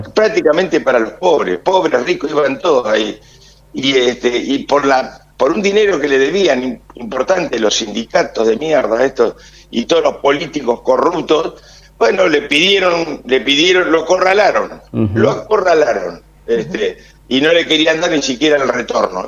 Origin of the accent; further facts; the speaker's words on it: Argentina; Como argentino tengo casi 70 años